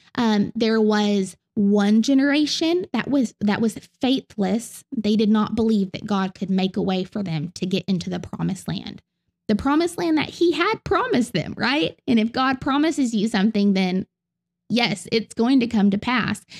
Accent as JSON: {"language": "English", "region": "the South", "country": "United States", "accent": "southern", "said": "in my southern accent"}